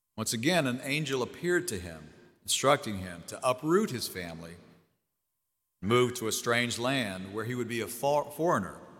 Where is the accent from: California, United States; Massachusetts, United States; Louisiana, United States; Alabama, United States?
Louisiana, United States; Jennings; moved away as an adult; also born or lived in Houma, Louisiana; I grew up in the small town of Jennings, Louisiana